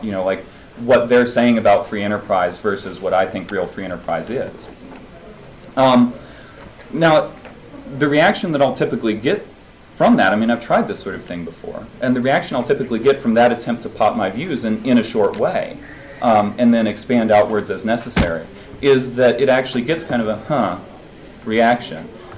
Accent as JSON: {"language": "English", "region": "Alabama", "country": "United States", "said": "I came from Alabama, so Senator Shelby is one of the Republicans that I've had to deal with in my time."}